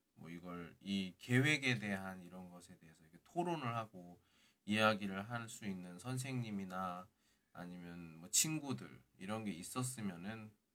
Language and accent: Korean; South Korea; now in Qingdao, China